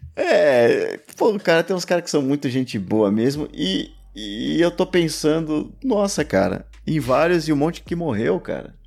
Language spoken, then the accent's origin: Portuguese; São Paulo, Brazil; accent: paulistano